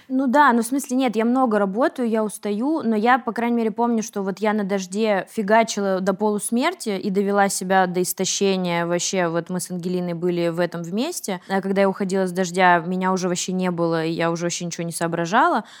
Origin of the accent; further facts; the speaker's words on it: Yaroslavl, Yaroslavl Oblast, Russia; мы с Вероничкой из Ярославля